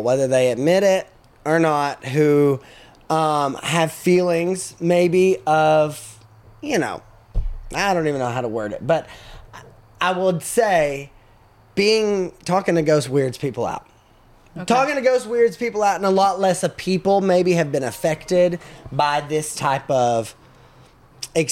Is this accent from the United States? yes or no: yes; Cookeville, Tennessee, United States; also born or lived in McMinnville, Tennessee; I'm from McMinnville. So, right down the road. So, yeah. I grew up there. I actually grew up in Cookeville and moved back to McMinnville whenever I got out of high school